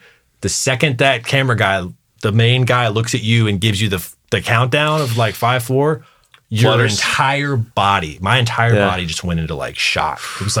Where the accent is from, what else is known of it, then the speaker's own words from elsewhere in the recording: Fort Worth, Texas, United States; also born or lived in moved around as a child; So moved around a lot as a kid, but mostly from Texas.